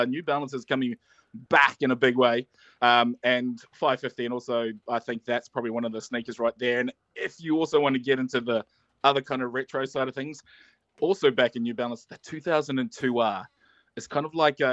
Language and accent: English; New Zealand; also born or lived in Auckland; now in Brisbane, Australia; I'm from across the ditch over there. So, yeah, I'm from New Zealand, of course, based in Auckland.